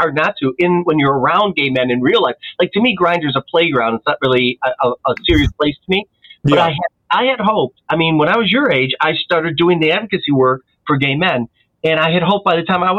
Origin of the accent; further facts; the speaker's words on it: Detroit, Michigan, United States; I'm from Detroit, Michigan. I wasn't some cosmopolitan guy.